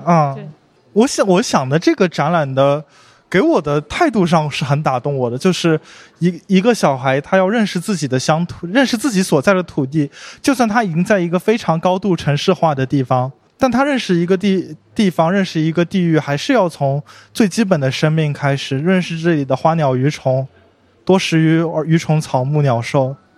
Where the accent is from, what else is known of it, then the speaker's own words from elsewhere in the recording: Jiangsu-Zhejiang, China; 我们江浙人